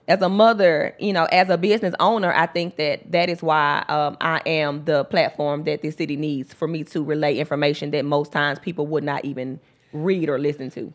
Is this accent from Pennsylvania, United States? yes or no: no; Memphis, Tennessee, United States; also born or lived in West Palm Beach, Florida; I was raised in the mound. I went to Mount Schools